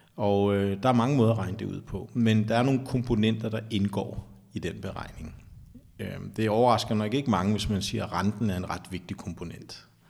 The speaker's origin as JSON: {"language": "Danish", "town": "Taastrup", "region": "Capital Region of Denmark", "country": "Denmark", "tie": "born or raised there", "also_born_or_lived": "Sydhavnen, Copenhagen", "said": "jeg er faktisk fra Vestegnen. Som barn, der voksede op i Tostrup"}